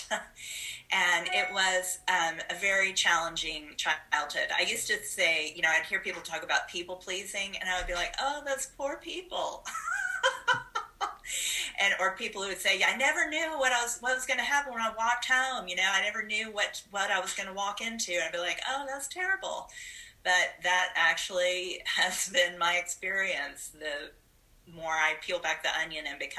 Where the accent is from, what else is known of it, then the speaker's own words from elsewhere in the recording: Huntsville, Alabama, United States; I'm originally from Huntsville, Alabama. My dad is a farmer